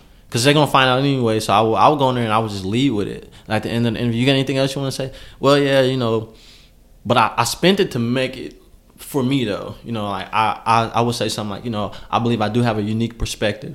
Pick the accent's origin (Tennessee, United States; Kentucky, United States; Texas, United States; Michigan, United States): Kentucky, United States; Lexington; also born or lived in Pennsylvania